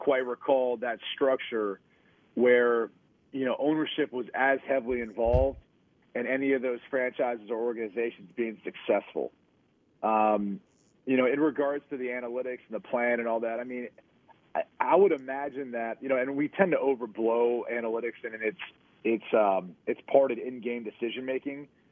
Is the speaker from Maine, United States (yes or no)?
no; Columbus, Ohio, United States; growing up in Columbus, Ohio